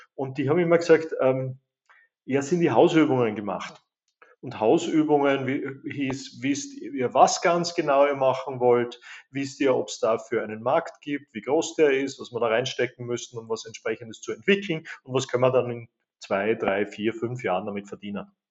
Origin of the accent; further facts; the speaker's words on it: Graz, Styria, Austria; Geburts- und Wahlheimat Graz, Österreich